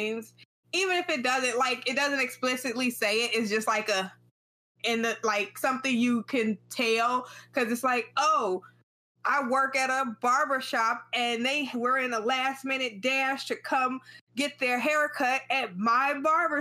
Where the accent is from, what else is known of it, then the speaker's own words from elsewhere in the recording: United States; as an American